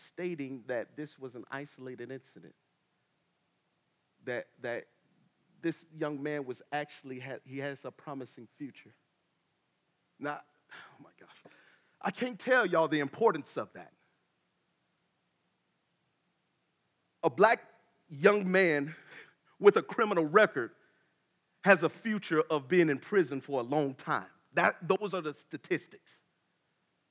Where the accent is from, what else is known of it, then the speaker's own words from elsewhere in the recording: Tallahassee, Florida, United States; moved away; I'm from Tallahassee